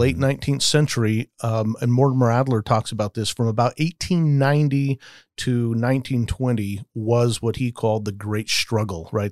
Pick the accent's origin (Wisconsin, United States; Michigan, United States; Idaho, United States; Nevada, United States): Nevada, United States; Las Vegas; I grew up in Vegas